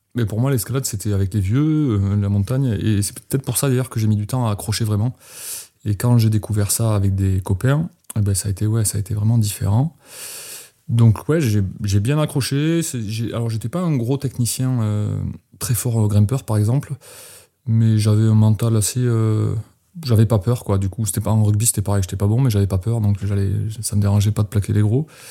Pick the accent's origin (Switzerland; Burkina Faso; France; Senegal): France; moved away as an adult; also born or lived in Manosque, Alpes-de-Haute-Provence; j'ai quitté les Pyrénées. J'avais 22 ans